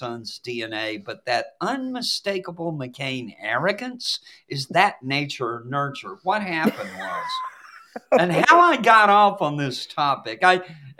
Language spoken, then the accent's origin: English; Appalachia, United States; as an Appalachian American